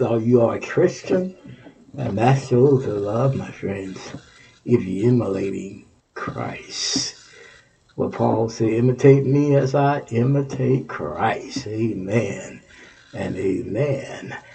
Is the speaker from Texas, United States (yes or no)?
yes; Texas, United States; moved away; my home state, Texas